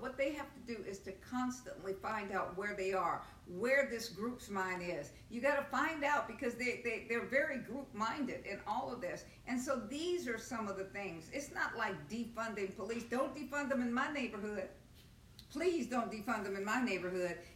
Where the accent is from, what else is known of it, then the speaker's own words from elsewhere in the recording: Nigeria; I'm a Nigerian and I'm from Nigeria and I'm going back to Nigeria.